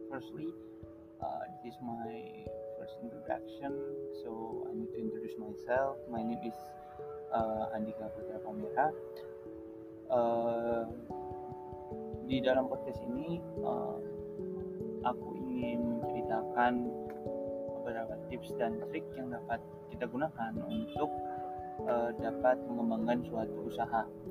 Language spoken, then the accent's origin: Indonesian; Semarang, Central Java, Indonesia; aku asalnya dari Semarang